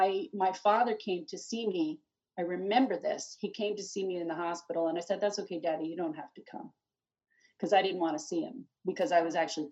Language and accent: English; Harrisburg, Pennsylvania, United States; also born or lived in New Jersey / Bethlehem; But we lived in, I grew up in Harrisburg and then we lived, then we came to New Jersey for a while. And then my parents wanted to move back to Pennsylvania.